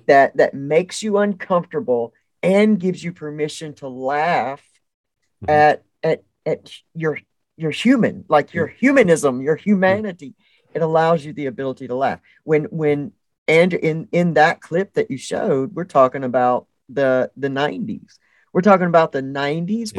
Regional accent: the South, United States; I grew up in the South.

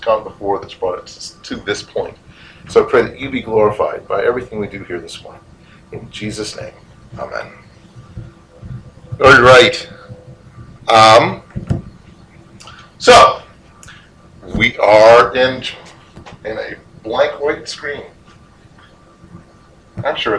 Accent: Decatur, United States; my hometown was named after him. That's where I was born.

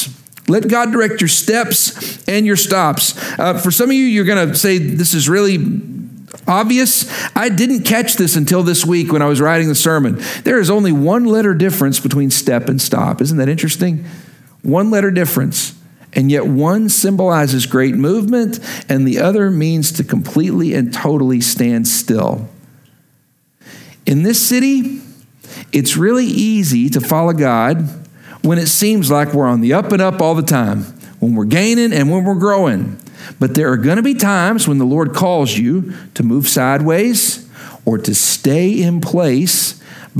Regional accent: Lubbock, Texas, United States; moved away; also born or lived in Oklahoma; I'm from Lubbock, Texas originally. Love that town. Love those people.

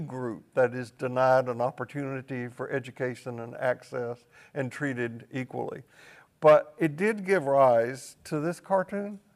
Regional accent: Tennessee, United States; I grew up in Tennessee on the w, just the west side of Appalachia

